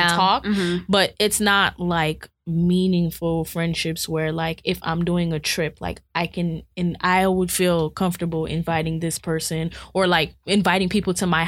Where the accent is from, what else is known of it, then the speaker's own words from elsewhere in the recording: Miami, Florida, United States; I went to a lot of different schools, but they were all in Miami.